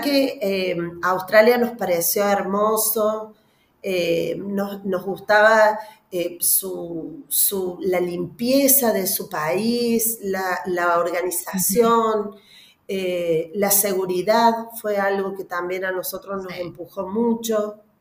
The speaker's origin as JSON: {"language": "Spanish", "country": "Argentina", "said": "soy argentina, vivo en Córdoba"}